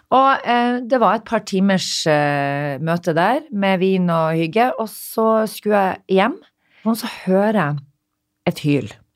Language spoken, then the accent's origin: Norwegian; Narvik, Nordland, Norway; moved away; also born or lived in Stockholm, Sweden / Oslo, Norway